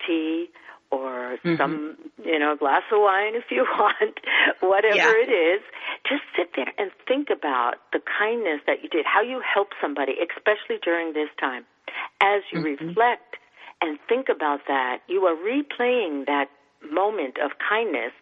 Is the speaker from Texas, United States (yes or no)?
no; New York City, New York, United States; I'm born and raised in New York